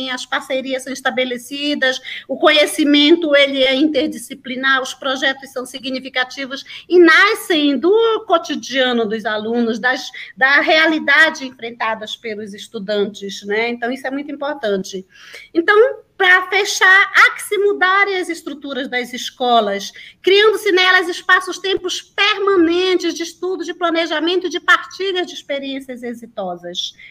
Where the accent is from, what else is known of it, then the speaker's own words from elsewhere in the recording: Santa Luzia do Pará, Pará, Brazil; moved away; also born or lived in Capanema; Eu sou daí, de muito pertinho de Capanema. Eu sou de Santa Luzia do Pará, minha família toda é daí.